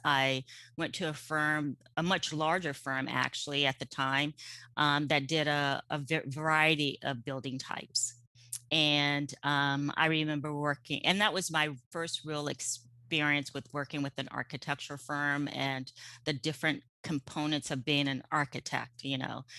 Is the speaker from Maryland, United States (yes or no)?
yes; suburban Maryland, United States; moved away as an adult; now in California, United States; we, um, grew up in, um, suburban Maryland